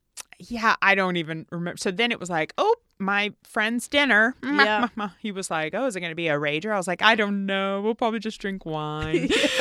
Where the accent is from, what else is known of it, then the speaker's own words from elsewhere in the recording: Tennessee, United States; I'm from Tennessee.